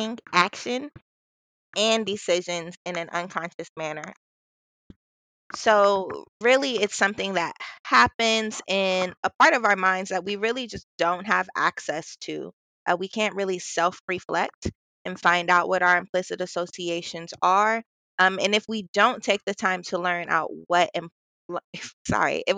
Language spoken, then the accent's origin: English; Columbus, Ohio, United States; I'm from Columbus, born and raised